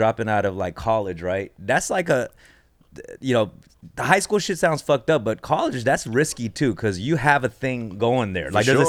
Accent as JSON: {"language": "English", "town": "Los Angeles", "region": "California", "country": "United States", "said": "I'm like Koreatown."}